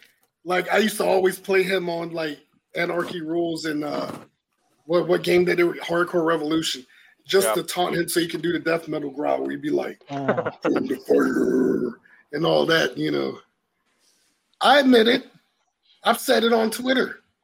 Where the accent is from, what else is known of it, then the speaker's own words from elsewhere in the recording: South Carolina, United States; moved away; I'm originally from South Carolina